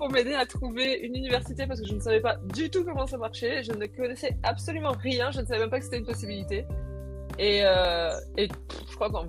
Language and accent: French; Réunion, France; je viens de La Réunion